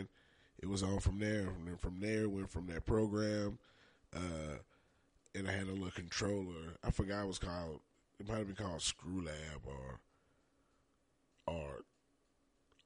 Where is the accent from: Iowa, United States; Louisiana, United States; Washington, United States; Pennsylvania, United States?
Louisiana, United States; New Orleans; I'm from New Orleans.